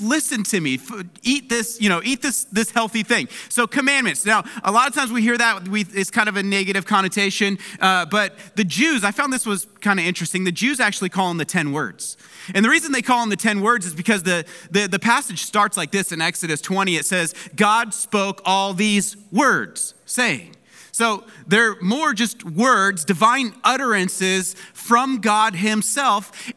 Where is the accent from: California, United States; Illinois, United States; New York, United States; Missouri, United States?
California, United States; Palmdale; moved away; My hometown of Palmdale, it's covered in snow right now